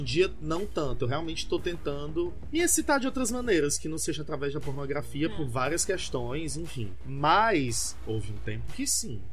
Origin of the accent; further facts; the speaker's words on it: Fortaleza, Ceará, Brazil; sou de Fortaleza, Ceará